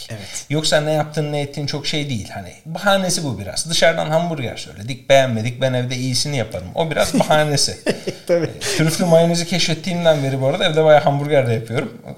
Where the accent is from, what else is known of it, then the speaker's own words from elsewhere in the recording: Tekirdağ, Turkey; bak ben bilmiyorum. Tekirdağlıyım. Ama orada, zaten Edirne'ye